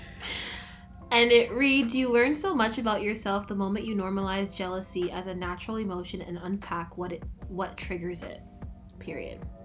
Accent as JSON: {"language": "English", "country": "Canada", "said": "I'm from Canada"}